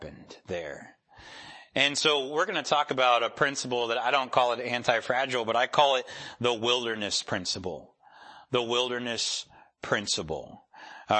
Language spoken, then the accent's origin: English; Rochester, New York, United States; moved away; I'm from Rochester, New York.